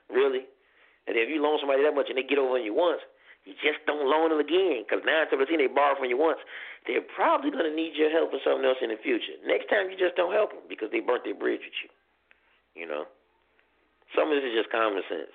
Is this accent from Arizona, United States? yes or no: no; Chicago, Illinois, United States; I'm from Chicago